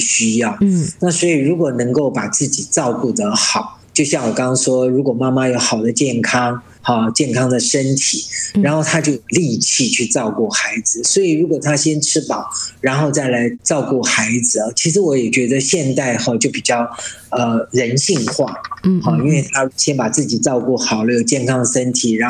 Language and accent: Chinese; China; 对啊，很多时候我们中国人嘛，哈，就比较律己慎言